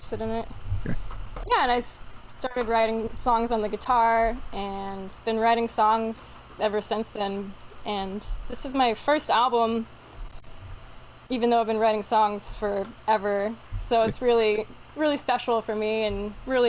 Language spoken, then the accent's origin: English; Bay Area, California, United States; now in Hawaii, United States; I was raised in California